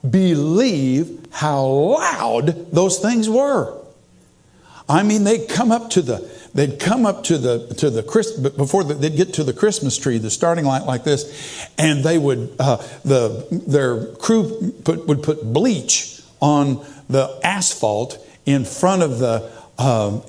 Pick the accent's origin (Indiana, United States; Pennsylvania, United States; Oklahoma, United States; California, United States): Oklahoma, United States; Tulsa; I grew up in Tulsa